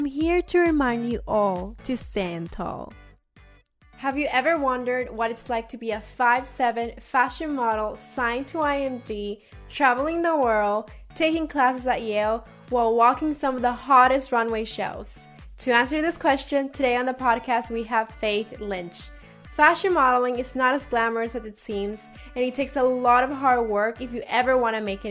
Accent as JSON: {"language": "English", "country": "El Salvador", "moved": "yes", "lives_now": "Maryland, United States", "said": "I'm from El Salvador, so it's like summer weather all"}